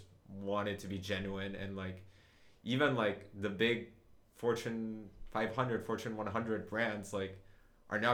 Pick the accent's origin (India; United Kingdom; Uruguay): Uruguay; moved away as an adult; now in United States; I grew up in Uruguay, like spent like all of my adolescence, like from 0 to age 19 there